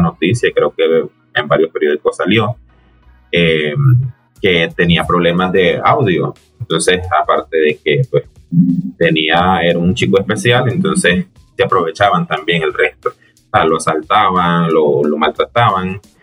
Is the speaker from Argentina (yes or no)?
no; Nicaragua; moved away; yo soy nicaragüense y tengo un poco de estar acá